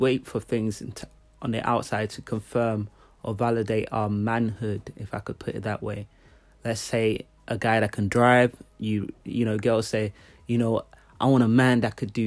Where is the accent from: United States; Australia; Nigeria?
Nigeria; I'm from Nigeria